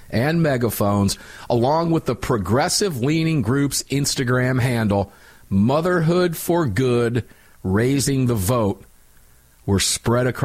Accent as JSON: {"language": "English", "town": "Cincinnati", "region": "Ohio", "country": "United States", "tie": "born or raised there", "said": "I was born in Cincinnati. I've got a lot of family."}